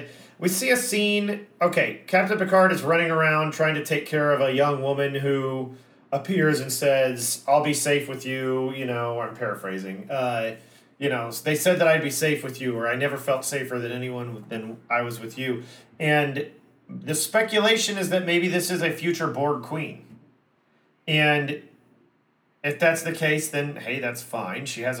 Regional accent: United States; As much as I love being an American and I love our standard of living

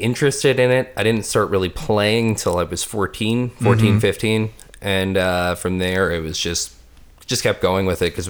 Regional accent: Baldwin, New York, United States; I grew up on Long Island. Okay. I grew up on the South Shore.

